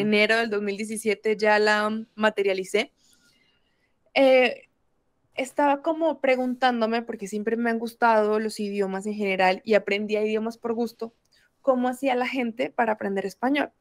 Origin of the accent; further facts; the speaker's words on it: Bucaramanga, Santander, Colombia; also born or lived in Brazil; Soy colombiana y soy específicamente de una ciudad que se llama Bucaramanga